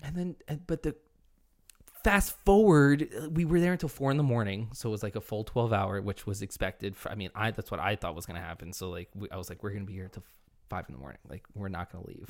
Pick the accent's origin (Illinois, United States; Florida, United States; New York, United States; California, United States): New York, United States; upstate; I'm from upstate New York, very close to you